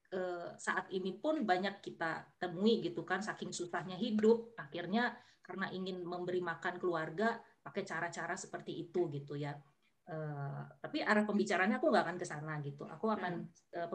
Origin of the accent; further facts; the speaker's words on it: North Sumatra, Indonesia; ya aku orang Batak gitu